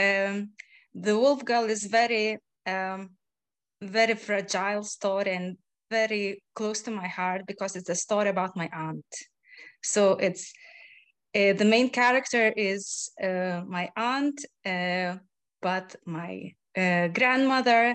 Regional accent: Lithuania; moved away; my home country, Lithuania

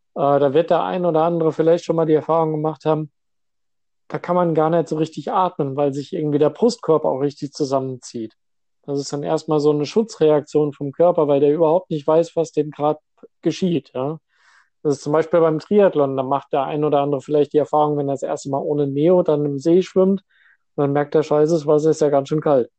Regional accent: Hesse, Germany; moved away as an adult; now in Westerstede, Germany; Ich komme hier ursprünglich aus Hessen

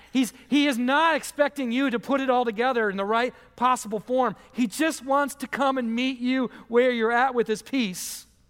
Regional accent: Michigan, United States; moved away; I'm from Michigan

